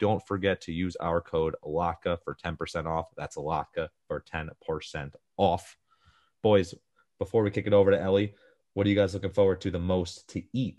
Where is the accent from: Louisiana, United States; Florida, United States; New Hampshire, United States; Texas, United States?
Florida, United States; Coral Springs; also born or lived in Parkland, Florida; Like I'm from Florida and people up north, like I'm probably like 25 minutes, 30 minutes outside downtown Miami, but nobody knows a little town called Coral Springs. So I'm like, oh, I'm from Miami.